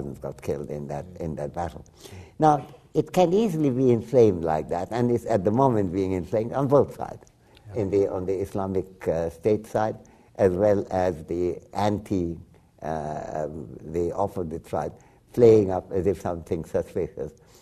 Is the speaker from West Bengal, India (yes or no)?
yes; West Bengal, India; first language Bengali; English is a second language; moved away; also born or lived in Dhaka, Bangladesh; as an Indian, I was being schooled in British India. And in Bengal, where I come from